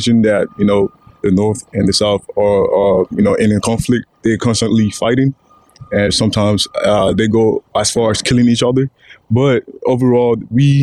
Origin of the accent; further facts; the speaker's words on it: Nigeria; now in United States; growing up in Nigeria